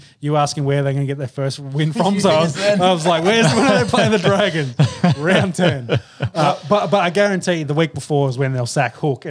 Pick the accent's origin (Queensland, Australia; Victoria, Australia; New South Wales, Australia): Queensland, Australia; As the Queenslander